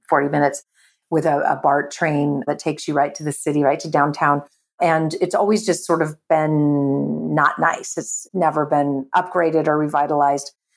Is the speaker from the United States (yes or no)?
yes; California, United States; I'm born and raised in California